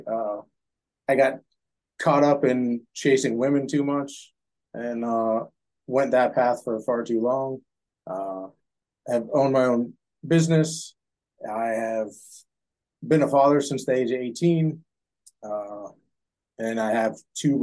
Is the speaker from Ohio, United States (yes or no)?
yes; Youngstown, Ohio, United States; born and raised in Youngstown, Ohio